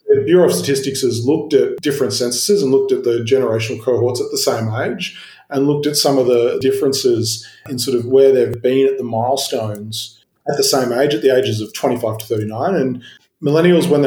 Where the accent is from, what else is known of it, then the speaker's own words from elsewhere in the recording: Sydney, New South Wales, Australia; I grew up in Sydney, like you, in the outer suburbs